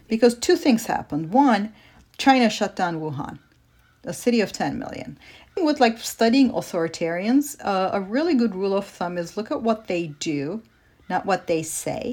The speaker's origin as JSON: {"language": "English", "country": "Turkey", "tie": "born or raised there", "moved": "yes", "said": "I grew up in Turkey"}